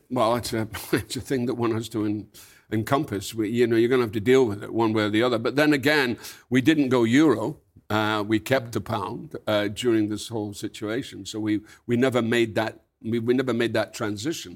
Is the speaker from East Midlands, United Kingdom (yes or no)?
no; Scotland, United Kingdom; when I grew up in Scotland, it was North Britain